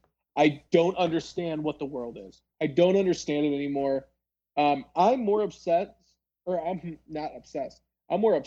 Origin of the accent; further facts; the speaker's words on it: Palatine, Illinois, United States; I grew up in Palatine, Illinois